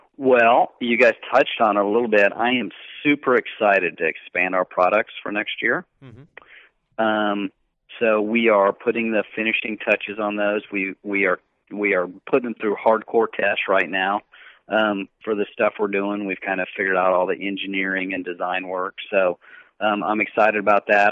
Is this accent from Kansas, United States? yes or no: yes; Kansas, United States; I grew up in Kansas